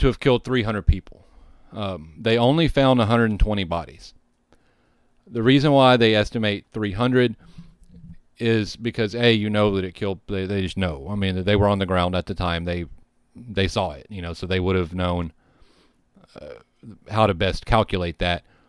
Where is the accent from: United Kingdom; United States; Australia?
United States; the South; also born or lived in Texas; having grown up in the South, I grew up hearing gospel songs